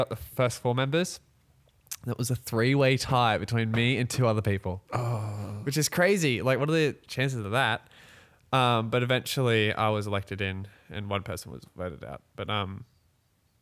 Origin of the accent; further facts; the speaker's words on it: Australia; we actually are Australian.